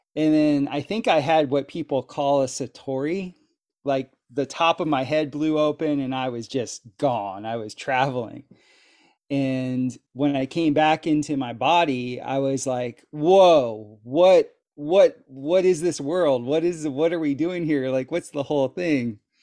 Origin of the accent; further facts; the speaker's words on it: South Florida, United States; moved away as an adult; now in Costa Rica; where I grew up in South Florida, we had lots of hurricanes